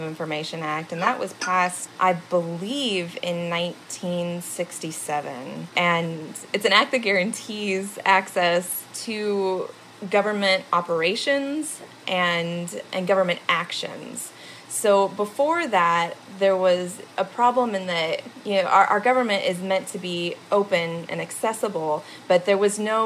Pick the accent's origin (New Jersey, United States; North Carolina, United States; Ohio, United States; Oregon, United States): Oregon, United States; Oregon near Portland, United States; also born or lived in Indiana; now in Charlottesville, United States; I actually was born and raised in Oregon near Portland